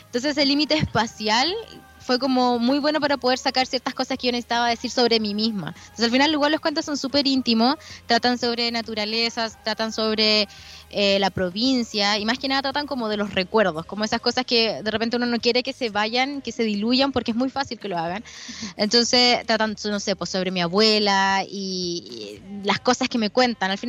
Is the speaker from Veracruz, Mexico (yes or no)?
no; Parral, Chihuahua, Mexico; había regresado a Parral, yo soy de Parral, que es un, un lugar bien, bueno, es de provincia, es un pueblo, eh, y el hecho de volver a ese espacio que en el que yo en algún momento habité como niña